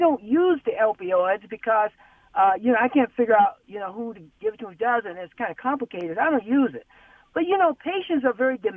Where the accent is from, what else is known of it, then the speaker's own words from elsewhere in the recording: North Carolina, United States; moved away; I'm in from North Carolina, but I came here, then I did some training, and I went somewhere else, came back here